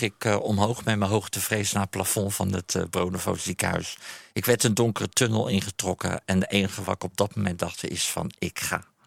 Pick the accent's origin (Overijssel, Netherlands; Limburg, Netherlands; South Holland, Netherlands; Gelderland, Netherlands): South Holland, Netherlands; Haastrecht; het dorp waar ik vandaan kom, Haastrecht